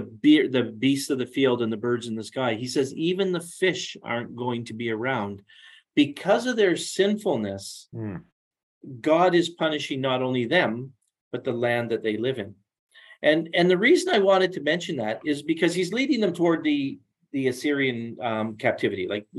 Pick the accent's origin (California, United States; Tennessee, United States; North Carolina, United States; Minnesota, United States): California, United States; Los Angeles; I'm from Los Angeles. It's back on the 5th, 6th page of the newspaper.